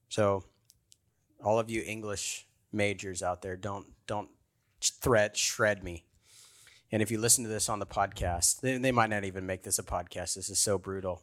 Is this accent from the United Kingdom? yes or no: no; Baltimore, Maryland, United States; I'm from Baltimore